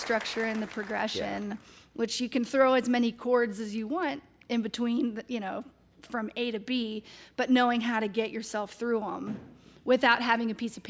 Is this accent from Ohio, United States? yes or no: yes; Cincinnati, Ohio, United States; now in Kentucky, United States; But I live in Kentucky now, so.